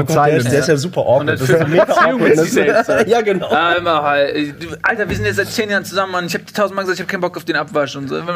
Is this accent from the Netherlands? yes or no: no; Australia; ich komme dann aus Australien und die kommen halt aus Europa und dann mm, mm. irgendwie, mein Akzent ist anders, ich weiß es nicht.